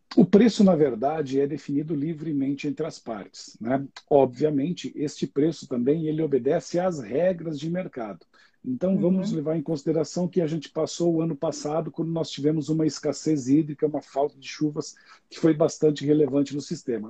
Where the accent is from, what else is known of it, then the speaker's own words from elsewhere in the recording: Xanxerê, Santa Catarina, Brazil; moved away as an adult; also born or lived in Chapecó; now in São Paulo, Brazil; eu moro em São Paulo, mas eu sou nascido em Santa Catarina, no interior do estado, numa pequena cidade do interior de Santa Catarina. É, eu sempre falo que é a grande Xanxerê, com alto dos seus 50 mil habitantes. Né? É, nasci lá, é, estudei